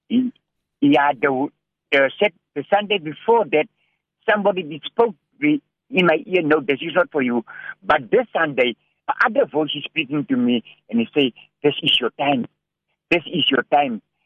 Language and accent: English; Cape Town, Western Cape, South Africa; also born or lived in Hanover Park / Manenberg; I'm a South African citizen. Uh, you know, I was uh, about three years old when my when my mother passed away, and uh, we did we did grow up in a place called Sunnyside near uh, Belgravia